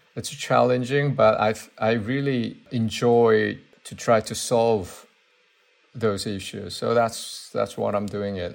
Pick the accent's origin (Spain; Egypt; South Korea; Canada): South Korea; English is a second language; moved away as an adult; also born or lived in Seoul / United States; now in London, United Kingdom; when I was growing up in Korea, I mean, in a way, I learned my English from the radio station for American soldiers.